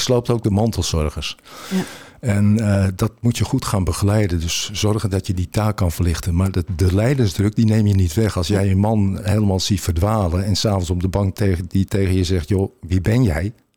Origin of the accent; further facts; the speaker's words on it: Beemster, North Holland, Netherlands; Ik kom met de polder, ik kom uit Beemster.